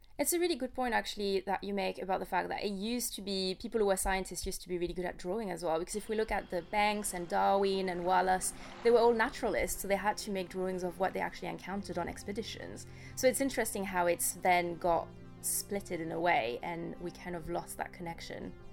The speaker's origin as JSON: {"language": "English", "country": "France", "tie": "born or raised there", "said": "I grew up in France"}